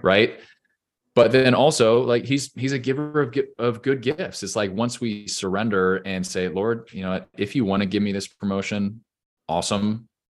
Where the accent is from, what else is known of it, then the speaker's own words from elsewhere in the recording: Orange County, California, United States; moved away as an adult; also born or lived in Los Angeles, California; now in Nashville, United States; I obviously live in Nashville, Tennessee today, but I grew up in Orange County, California